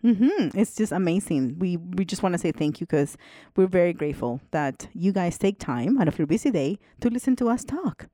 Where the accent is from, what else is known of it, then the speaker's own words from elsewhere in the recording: El Salvador; moved away; also born or lived in Canada; I'm originally from El Salvador. And I went to an all girls school, Catholic school